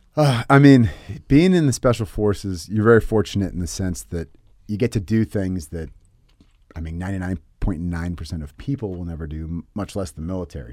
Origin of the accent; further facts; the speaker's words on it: San Francisco Bay Area, California, United States; also born or lived in Tennessee; I grew up in the Bay Area, San Francisco Bay, but I was born in Tennessee.